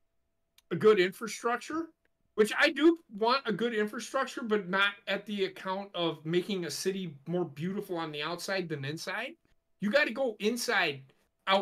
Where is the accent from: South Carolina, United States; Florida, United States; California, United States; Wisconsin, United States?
Wisconsin, United States; I'm from Wisconsin